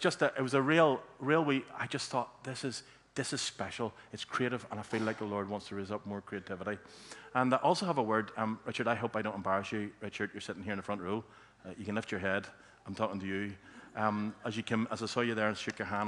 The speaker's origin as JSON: {"language": "English", "town": "Antrim", "region": "Northern Ireland", "country": "United Kingdom", "tie": "born or raised there", "said": "I grew up in Antrim"}